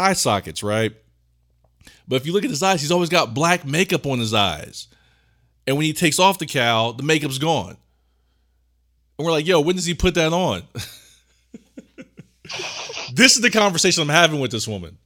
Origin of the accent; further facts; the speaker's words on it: Ohio, United States; we're from Ohio, and we both worked at the same job